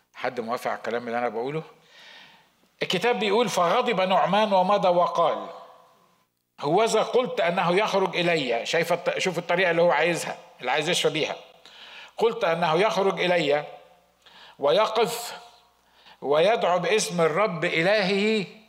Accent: Egypt; moved away; عندنا في مصر

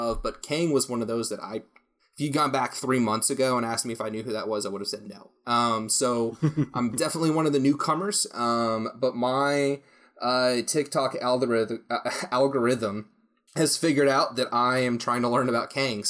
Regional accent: United States; as an American

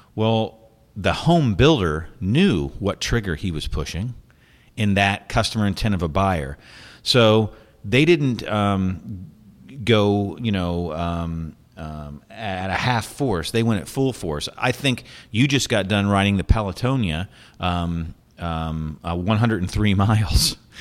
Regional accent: United States; moved away; as an American

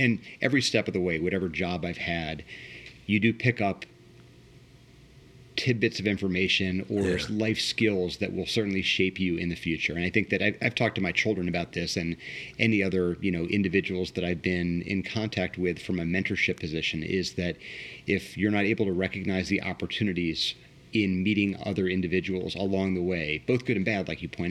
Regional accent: Washington, District of Columbia, United States; also born or lived in Potomac, Maryland; now in Columbus, United States; I grew up in the Washington, D.C. area. I was born in Northwest D.C., graduated high school in Potomac, Maryland

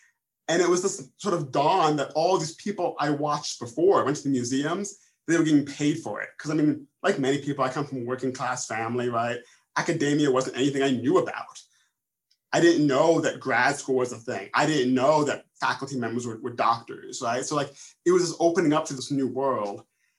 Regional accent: New York, United States; Westchester County, outside of New York City.

